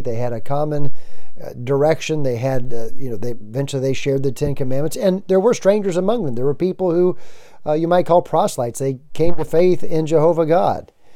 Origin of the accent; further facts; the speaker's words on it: United States; also born or lived in Nashville, Tennessee (lives near); I'm an American